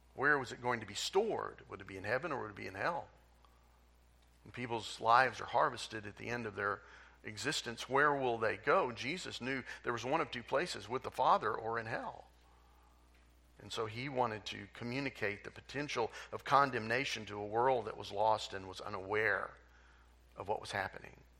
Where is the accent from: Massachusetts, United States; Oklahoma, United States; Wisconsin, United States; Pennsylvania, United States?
Oklahoma, United States; Tulsa; I grew up in Tulsa